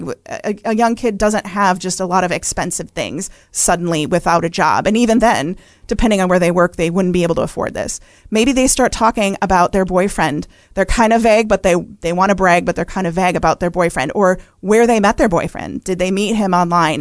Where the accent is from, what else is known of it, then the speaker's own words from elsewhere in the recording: Wisconsin, United States; I grew up in Wisconsin